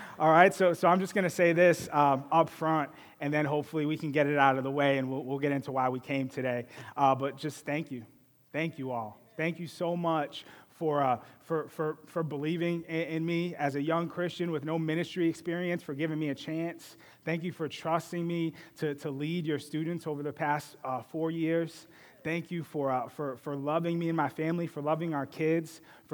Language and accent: English; Boston, Massachusetts, United States; I grew up in Boston.